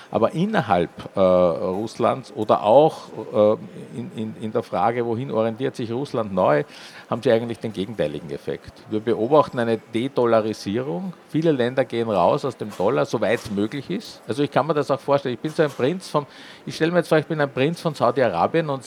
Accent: Vienna, Austria; accent: Viennese; Wir sind ein Wiener Verlag, für die, die es jetzt noch nicht gehört haben in meinem Idiom, aber es war wahrscheinlich nicht so schwer, das herauszuhören.

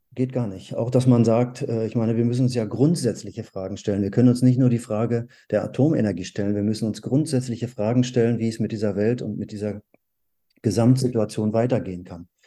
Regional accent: North Rhine-Westphalia, Germany; in der Gegend, ähm, wo ich aufgewachsen bin, in Nordrhein-Westfalen

